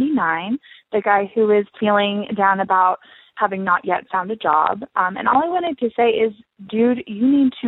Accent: Philadelphia, Pennsylvania, United States; I'm from Philly

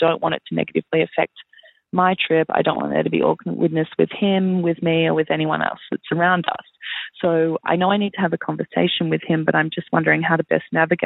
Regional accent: Melbourne, Victoria, Australia; I'm from Melbourne, Australia.

